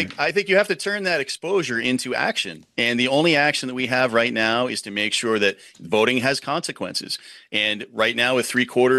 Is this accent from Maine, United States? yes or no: yes; Maine, United States